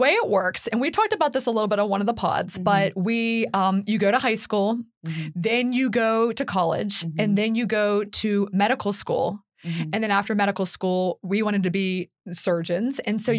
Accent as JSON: {"language": "English", "area": "outside Pittsburgh", "region": "Pennsylvania", "country": "United States", "moved": "yes", "said": "So I am from the Pittsburgh, Pennsylvania area. I'm from outside Pittsburgh."}